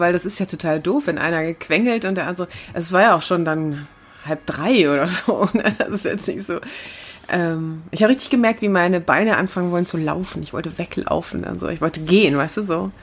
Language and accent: German; Herne, North Rhine-Westphalia, Germany; in Herne, in meiner Heimatstadt